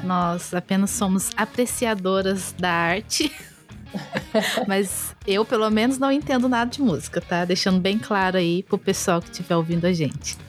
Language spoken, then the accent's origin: Portuguese; Brazil; eu sou brasileira